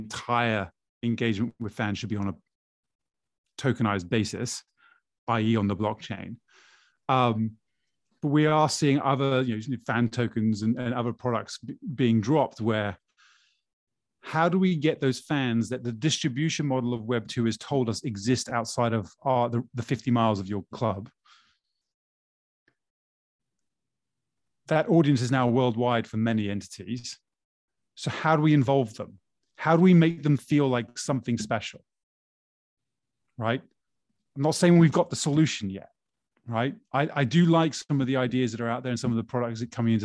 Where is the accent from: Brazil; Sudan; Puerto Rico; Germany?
Brazil; Growing up in Brazil, as a Flamengo fan, a Flamenguista